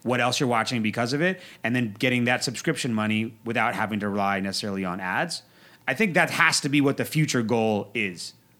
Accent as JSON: {"language": "English", "region": "Northern Virginia", "country": "United States", "tie": "born or raised there", "moved": "yes", "said": "I grew up in Northern Virginia right outside Washington"}